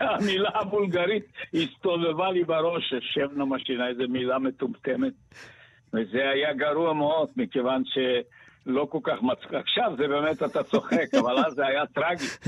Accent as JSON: {"language": "Hebrew", "country": "Bulgaria", "tie": "born or raised there", "also_born_or_lived": "Sofia", "first_language": "Bulgarian", "second_language": "Hebrew", "moved": "as an adult", "lives_now": "Israel", "said": "אני באתי מבולגריה, אני לא הייתי ילד שם, אני הייתי אה, בגיל 20, 21"}